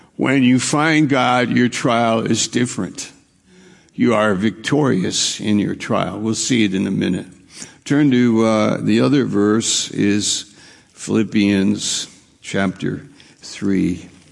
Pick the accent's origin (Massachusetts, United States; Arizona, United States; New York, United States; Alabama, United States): New York, United States; moved away; also born or lived in Maine; I'm from New York